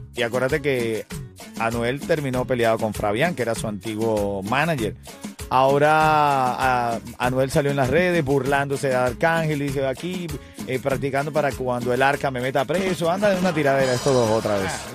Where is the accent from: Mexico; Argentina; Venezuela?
Venezuela; now in Miami, United States; yo soy venezolano